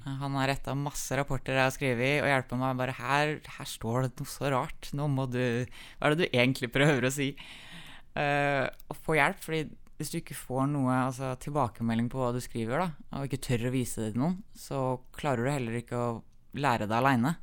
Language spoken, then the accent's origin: Norwegian; Magnor, Innlandet, Norway; also born or lived in Kongsvinger; Vi flytta fra Kongsvinger til Magnor uh, eh, pga. at søstera mi ble mobba på den ungdomsskolen hun gikk på